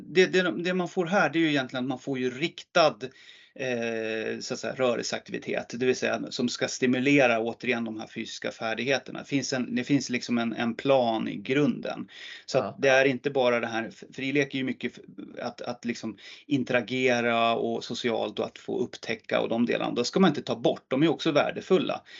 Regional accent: Hagunda, Uppsala County, Sweden; en liten förening där jag växte upp som heter Hagunda IF

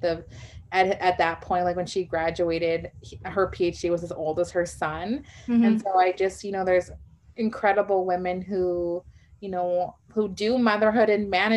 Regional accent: Winnipeg, Manitoba, Canada; I grew up here in Winnipeg, Manitoba, which is Treaty One territory, and, you know, born and raised

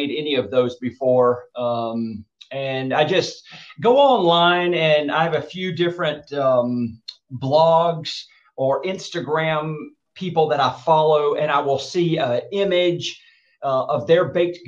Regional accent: Dothan, Alabama, United States; moved away as an adult; now in California, United States; when I was a teenager growing up in Southeast Alabama, actually a kid

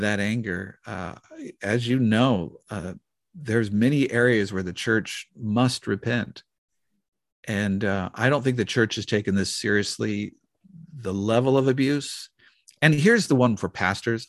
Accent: the Northwest, Pacific Northwest, United States; growing up in the Northwest

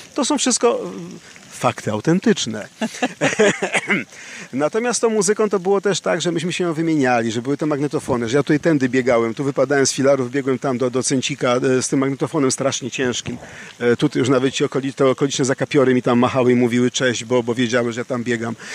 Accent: Warsaw, Masovian Voivodeship, Poland; w dzieciństwie w P R L-u, w Warszawie, na Pradze i nie tylko.

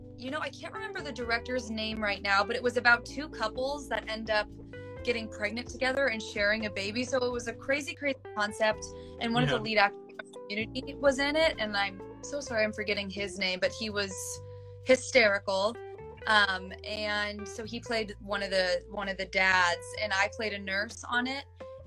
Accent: California, United States; now in Los Angeles, United States; I came from Northern California. I didn't know anyone in LA.

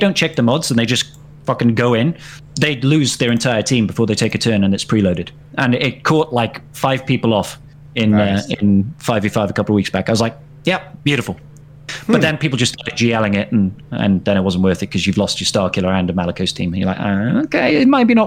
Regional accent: Wales, United Kingdom; I'm Welsh

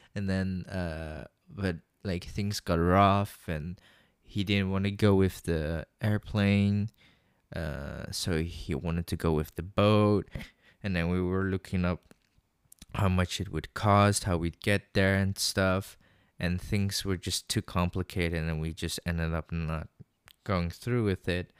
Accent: Netherlands; I was born in the Netherlands, but I don't look Dutch. I look Chinese

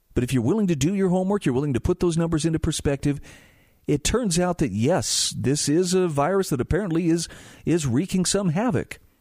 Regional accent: Utah, United States; my home state of Utah

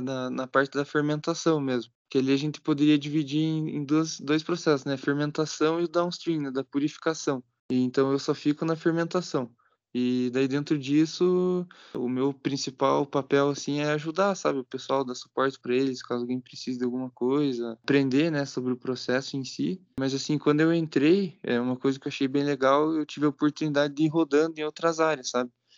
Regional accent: Campo Largo, Paraná, Brazil; moved away as an adult; now in Ponta Grossa, Brazil; sou de Campo Largo, que é aqui mesmo no Paraná, né, pertinho

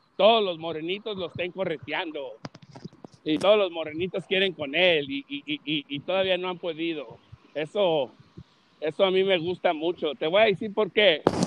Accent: Los Angeles, California, United States; Yo soy de Los Ángeles, California

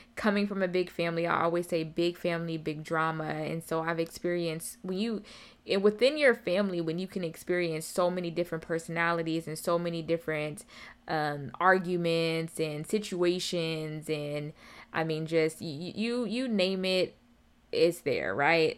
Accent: Seattle, Washington, United States; moved away as an adult; also born or lived in Atlanta, Georgia; I'm born and raised in Seattle, Washington

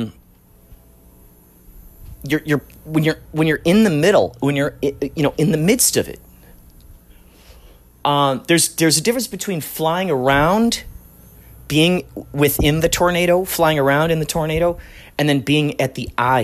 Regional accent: Chicago, Illinois, United States; growing up in Chicago, driving on the Eisenhower

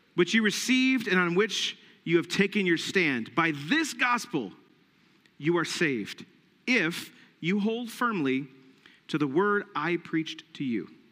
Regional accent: United States; us, as the American church

